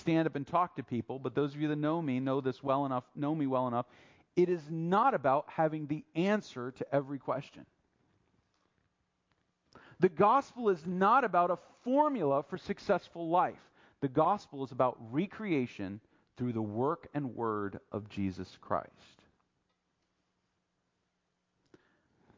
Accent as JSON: {"language": "English", "country": "United States", "said": "I'm American, I'm a patriot, I love America"}